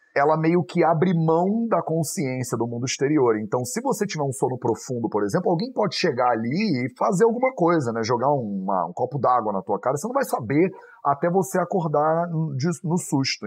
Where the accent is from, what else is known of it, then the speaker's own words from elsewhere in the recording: Rio de Janeiro, Brazil; moved away as an adult; also born or lived in India / Europe; eu fui criado no Rio de Janeiro